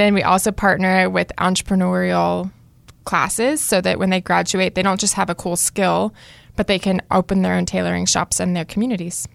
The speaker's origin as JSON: {"language": "English", "town": "Cary", "region": "North Carolina", "country": "United States", "tie": "born or raised there", "also_born_or_lived": "Fuquay-Varina, North Carolina", "said": "I grew up here in Cary, North Carolina. I'm now living in Fuquay"}